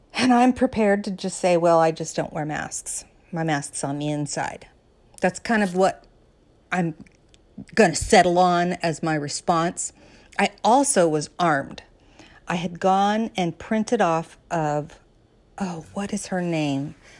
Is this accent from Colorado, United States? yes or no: yes; Colorado, United States; moved away; also born or lived in Southern California; a girl who was born and raised in Colorado.